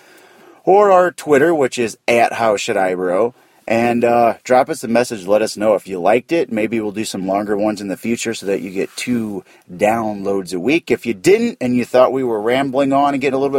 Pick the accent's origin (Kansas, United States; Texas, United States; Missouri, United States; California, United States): Missouri, United States; St. Louis; I'm from St. Louis